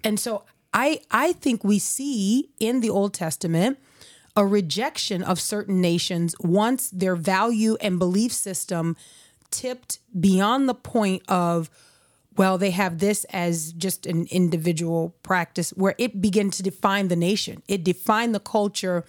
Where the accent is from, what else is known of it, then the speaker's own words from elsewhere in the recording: United States; as an American, if I've got my culture